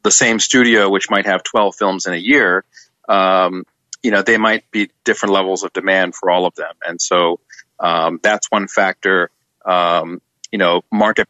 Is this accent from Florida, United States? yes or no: no; New York, United States; being a New Yorker.